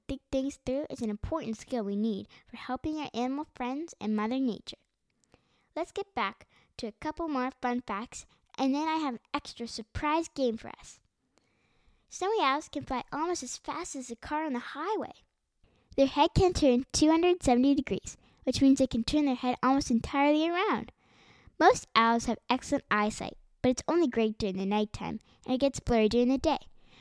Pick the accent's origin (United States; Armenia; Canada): Canada; my home country of Canada